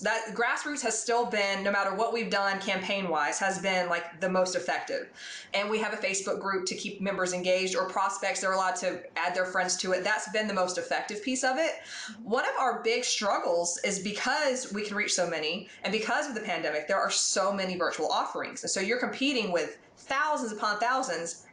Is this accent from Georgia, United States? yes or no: yes; Atlanta, Georgia, United States; moved away; I'm from Atlanta